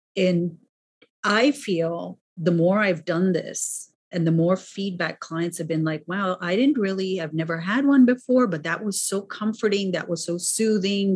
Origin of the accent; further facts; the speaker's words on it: New York City, New York, United States; I'm also a New Yorker.